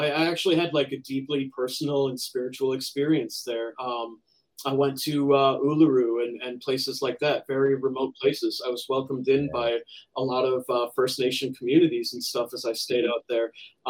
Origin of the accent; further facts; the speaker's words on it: United States; As an American